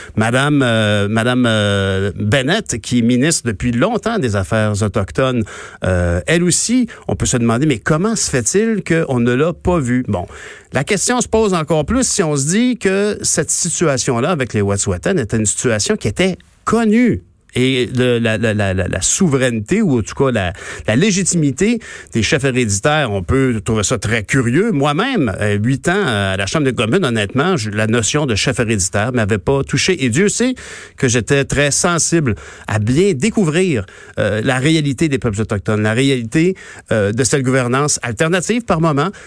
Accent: Quebec, Canada; nous, on fait notre effort en tant que Québécois.

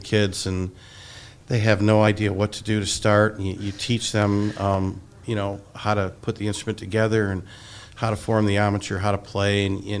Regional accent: Hastings, Michigan, United States; I grew up in Hastings. I went to Hastings High School

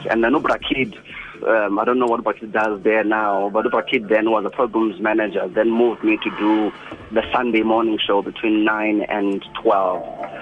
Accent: Mthatha, Eastern Cape, South Africa; also born or lived in King William's Town; I was born and bred in Umtata

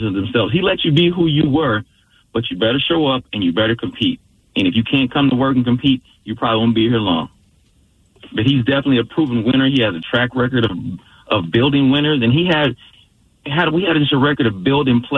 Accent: Detroit, Michigan, United States; moved away; also born or lived in Seattle / Green Bay; as a young kid growing up in Detroit

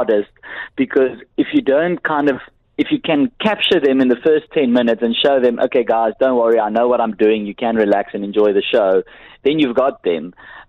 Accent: South Africa; I also from South Africa

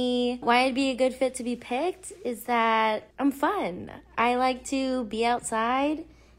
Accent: Los Angeles, California, United States; I'm from Mid-City. I'm 26 years old.

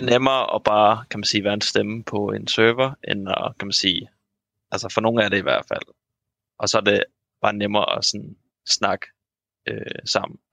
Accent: Sorø, Zealand, Denmark; now in Odense, Denmark; fra Sorø, der hvor jeg kommer fra

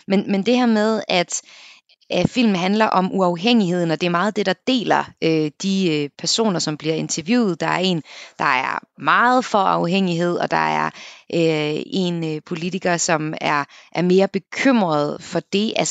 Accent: Denmark; som dansker

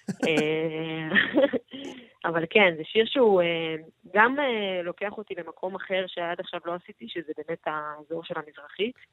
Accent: Shoham, Central District, Israel; now in Tel Aviv, Israel; משוהם. לא מקום ככה... הכי שכונה

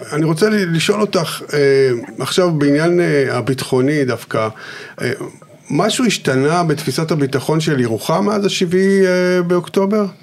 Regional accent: Yeruham, Southern District, Israel; אני גדלתי בירוחם

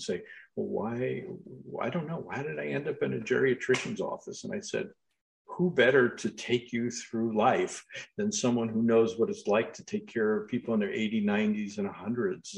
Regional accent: Long Island, New York, United States; I grew up on Long Island in New York

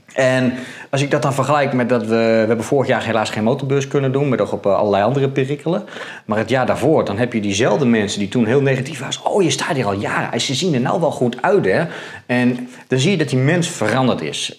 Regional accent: central Netherlands, Netherlands; ik kom uit Midden-Nederland en daar hebben ze wat met eieren

